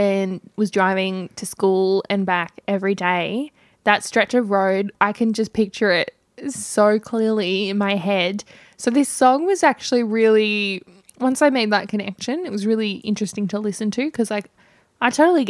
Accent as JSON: {"language": "English", "region": "New South Wales", "country": "Australia", "accent": "Australian", "said": "been mocking my Australian accent"}